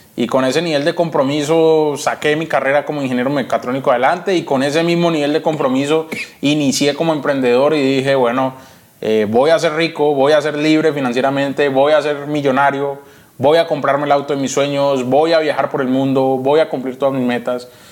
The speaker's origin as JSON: {"language": "Spanish", "town": "Yumbo", "region": "Valle del Cauca", "country": "Colombia", "tie": "born or raised there", "also_born_or_lived": "Cali, Colombia"}